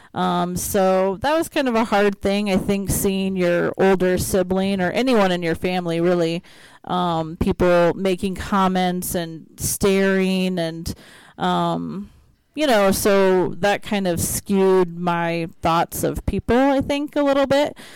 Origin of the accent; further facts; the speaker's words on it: Iowa, United States; moved away; I'm from Iowa